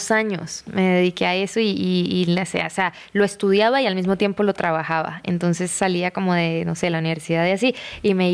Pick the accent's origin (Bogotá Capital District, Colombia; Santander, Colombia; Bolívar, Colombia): Santander, Colombia; Bucaramanga; De Bucaramanga, Manu.